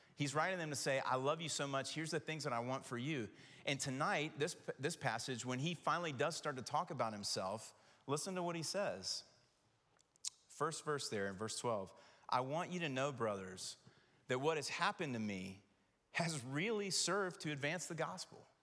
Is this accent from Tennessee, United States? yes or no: yes; Knoxville, Tennessee, United States; growing up in Knoxville